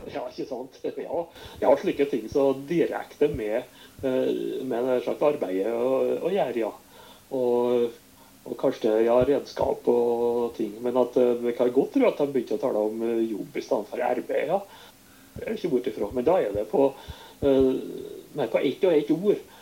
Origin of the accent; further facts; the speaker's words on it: Sunndal, Møre og Romsdal, Norway; var lærer på hjemplassen min, Sunndal